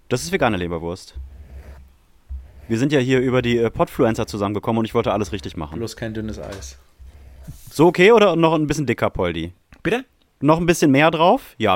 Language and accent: German; Germany; Wir kommen aus, aus Deutschland.